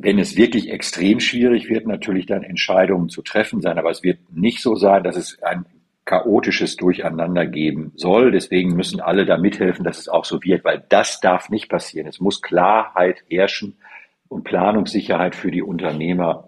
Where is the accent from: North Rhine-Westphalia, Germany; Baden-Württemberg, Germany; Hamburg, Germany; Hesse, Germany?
North Rhine-Westphalia, Germany; Münsterland; Ich komme ja aus der Bezirk, aus dem Münsterland